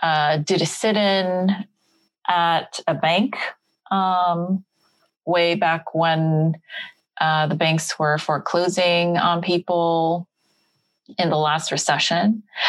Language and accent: English; Los Angeles, California, United States; I'm born and raised in Los Angeles to Korean immigrants who came here for, you know, the quote unquote better life.